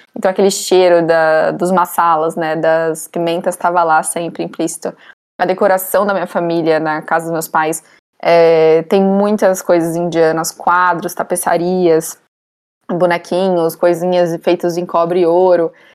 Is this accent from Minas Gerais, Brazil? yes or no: no; São Paulo, Brazil; also born or lived in Manaus; Eu nasci em Manaus, cresci em São Paulo, moro aqui até hoje